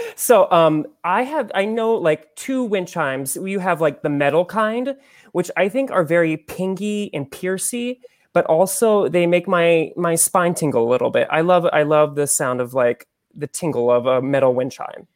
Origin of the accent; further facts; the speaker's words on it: Xenia, Ohio, United States; my hometown of Xenia